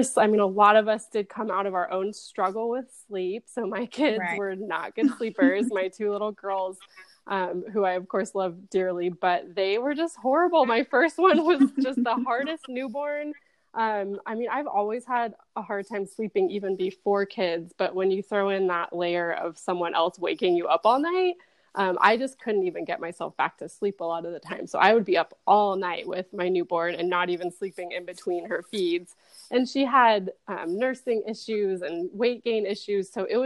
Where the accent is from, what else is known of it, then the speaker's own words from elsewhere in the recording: California, United States; now in San Antonio, United States; So I'm originally from Southern California and have lived all over the country, but we are now in San Antonio, Texas.